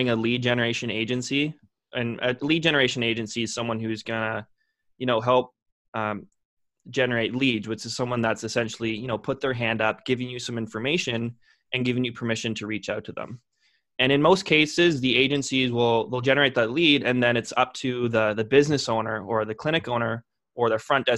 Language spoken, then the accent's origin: English; Lindsay, Ontario, Canada; born or raised there